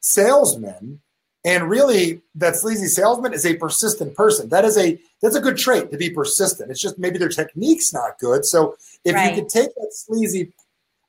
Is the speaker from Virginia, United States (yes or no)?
no; New Jersey, United States; I'm from Jersey.